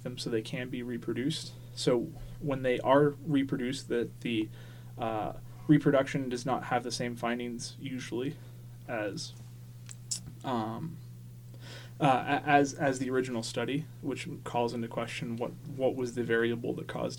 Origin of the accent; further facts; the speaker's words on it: Maine, United States; also born or lived in Tacoma, Washington / Tennessee / Texas; I grew up in Maine from 6 on, so it's 22 years in Maine.